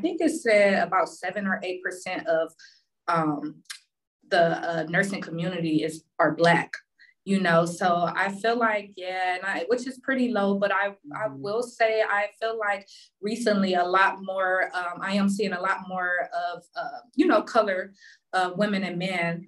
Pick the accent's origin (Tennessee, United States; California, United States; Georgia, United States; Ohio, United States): Ohio, United States; Cleveland; Currently, I am from Cleveland, and that's where I started my nursing career.